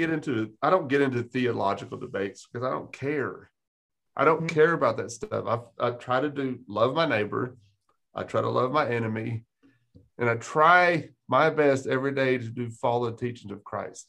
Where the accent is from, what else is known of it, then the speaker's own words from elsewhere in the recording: Texas, United States; now in Fayette County, Tennessee, United States; I'm from Texas